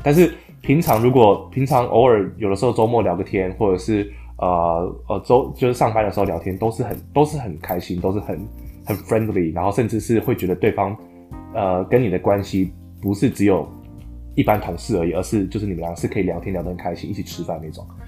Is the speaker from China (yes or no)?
no; Taiwan; moved away as an adult; also born or lived in Scotland; now in Netherlands; 毕竟我们在台湾学的英文跟，呃，你实际必须每天要用英文的一个状态是差很多的